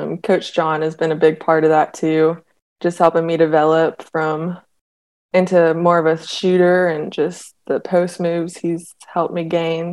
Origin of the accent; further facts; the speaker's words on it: Knoxville, Tennessee, United States; growing up in Knoxville